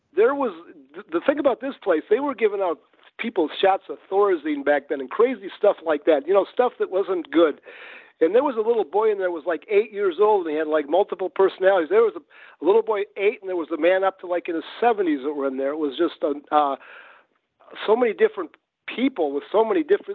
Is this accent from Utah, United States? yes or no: no; Detroit, Michigan, United States; moved away as an adult; also born or lived in Los Angeles; I grew up in Detroit